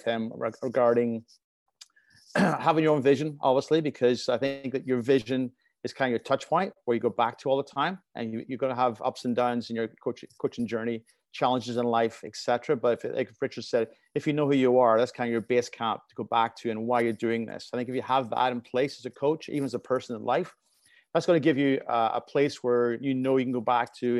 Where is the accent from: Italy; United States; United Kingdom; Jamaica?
United Kingdom; Belfast, Northern Ireland; now in North America; growing up in Belfast and playing in the streets